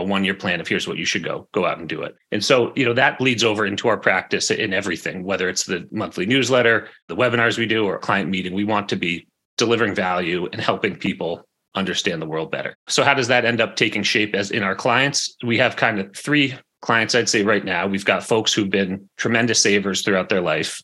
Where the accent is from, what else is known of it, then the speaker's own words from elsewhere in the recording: New England, United States; growing up in New England